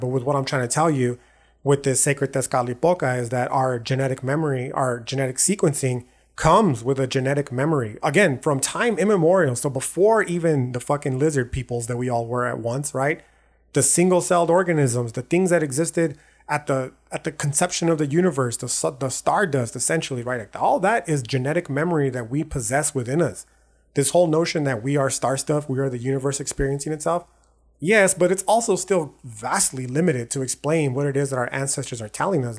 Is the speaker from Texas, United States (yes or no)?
yes; El Paso, Texas, United States; born or raised there